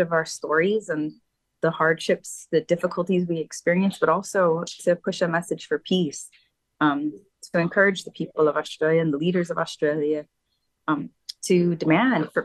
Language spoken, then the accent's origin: English; Guam; I'm from Guahan or Guam, which is in the Marianas Islands archipelago